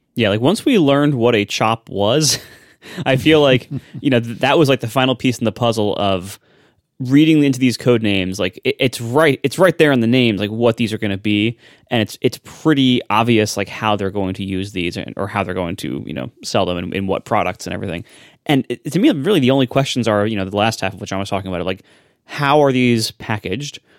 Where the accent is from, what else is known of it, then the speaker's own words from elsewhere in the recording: Ohio, United States; I'm from Ohio